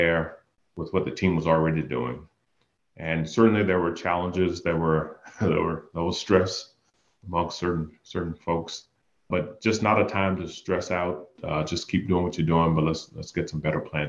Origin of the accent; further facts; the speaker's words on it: Danville, Virginia, United States; moved away as an adult; I grew up in actually just right outside of Danville, Pennsylvania County